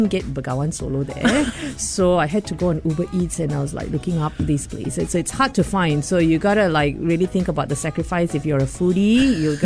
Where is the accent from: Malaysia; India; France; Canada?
Malaysia; moved away as an adult; also born or lived in Singapore; now in Sydney, Australia; I'm Malaysian. I moved to Singapore in 2011.